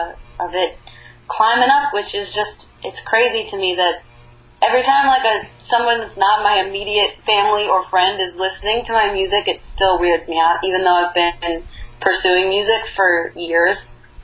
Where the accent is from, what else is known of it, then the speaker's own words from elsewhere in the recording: Northeast, United States; I grew up in the Northeast, and I didn't grow up with country music, so it's not really my influence.